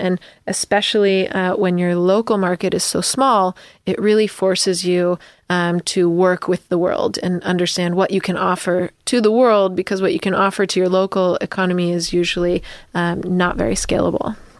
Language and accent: English; United States; as an American